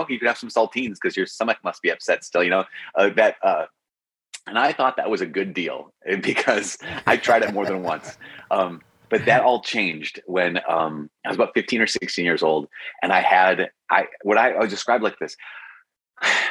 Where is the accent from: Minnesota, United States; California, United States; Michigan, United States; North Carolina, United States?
Minnesota, United States; also born or lived in Oak Park, Illinois; I was born in Oak Park, Chicago, Illinois. My dad was finishing up residency at Cook County General Hospital. I'm the fourth of six kids. And so, he finished up his residency there. And 9 months later, so I don't have any memory of it, but 9 months later, they moved back to Minnesota